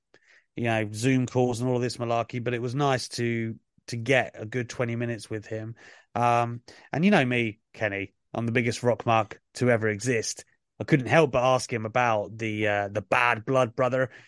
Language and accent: English; United Kingdom; As a Brit